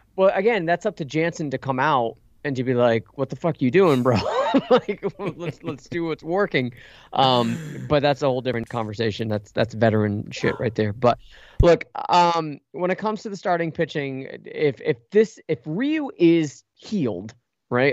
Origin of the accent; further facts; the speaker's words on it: United States; I was born and raised in America